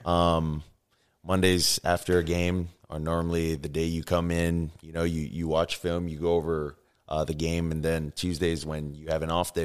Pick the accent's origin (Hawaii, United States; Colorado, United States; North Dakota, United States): Hawaii, United States; Oahu; moved away; also born or lived in Tuscaloosa, Alabama; I grew up in Hawaii. uh, Oahu to be, uh, specific.